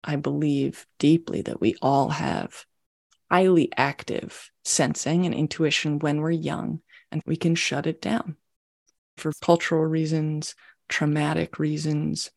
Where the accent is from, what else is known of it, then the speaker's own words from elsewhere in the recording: Maryland, United States; moved away as an adult; also born or lived in Washington, D.C.; now in San Francisco Bay Area, United States; I was born in Washington, D.C., in the United States, and grew up just outside of D.C. in Maryland